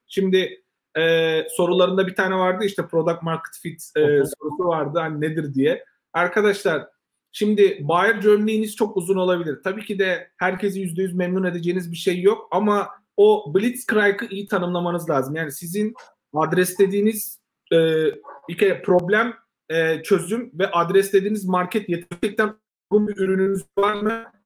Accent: Turkey; biz Türkler olarak

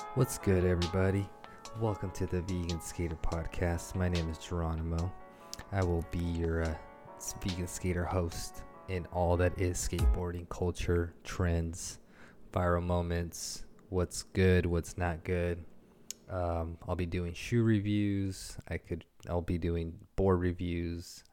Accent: San Jose, California, United States; I grew up skateboarding in San Jose

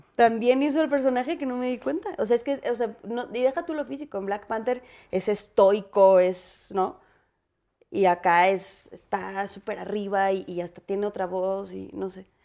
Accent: Mexico; also born or lived in United States; como mexicanos

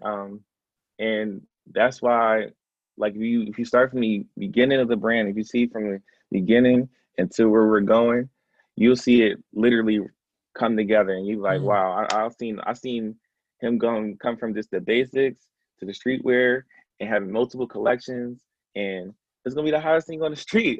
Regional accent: Philadelphia, Pennsylvania, United States; also born or lived in Atlanta, Georgia; I grew up in the Germantown se- um, section of Philadelphia. Um, I was actually born in East Atlanta

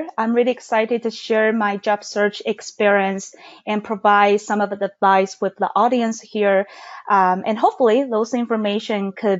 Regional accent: Taiwan; moved away as an adult; now in Seattle, United States; Yeah, so I moved to Seattle from Taiwan in 2015, which was 5 years ago.

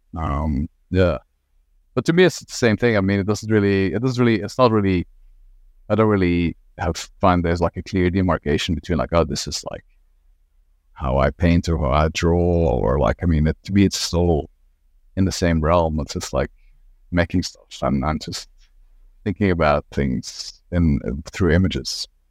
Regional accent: Belgium; moved away as an adult; also born or lived in Ghent / Antwerp; now in Australia; I sort of, like, grew up sort of quite rurally in Belgium

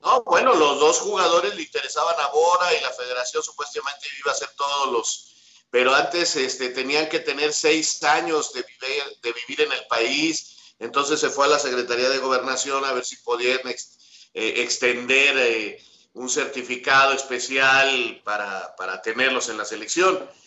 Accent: Mexico

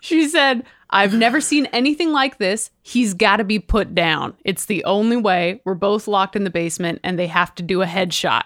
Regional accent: California, United States; we're both from California

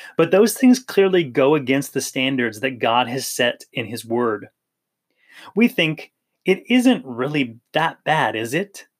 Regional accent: Maui, Hawaii, United States; I grew up in Hawaii in the island of Maui

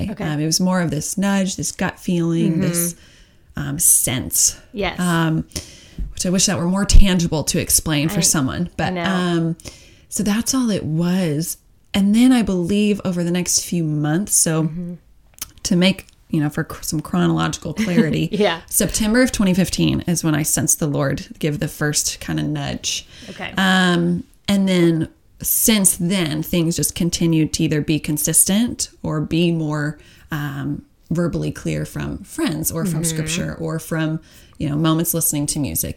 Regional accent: Oklahoma City, Oklahoma, United States; moved away as an adult; born and raised in Oklahoma, one of six kids

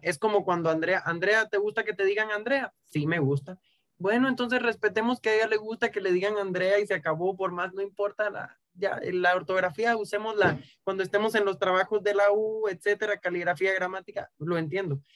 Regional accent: Cuba; moved away as an adult; now in Guatemala; Llevo seis años viviendo en Guatemala, pero yo nací y me crié en Cuba

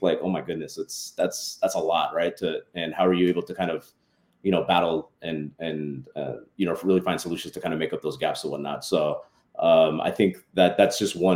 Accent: San Diego, California, United States; also born or lived in Los Angeles; now in San Diego, United States; I'm actually born and raised in San Diego

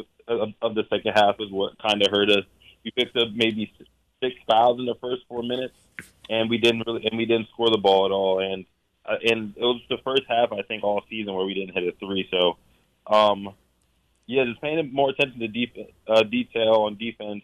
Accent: Voorhees, New Jersey, United States; moved away as an adult; now in Honolulu, United States; I'm from Voorhees

